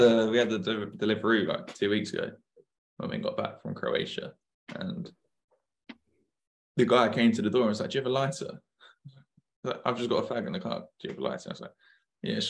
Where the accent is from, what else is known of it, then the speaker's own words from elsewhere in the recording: United Kingdom; I was a British, like young guy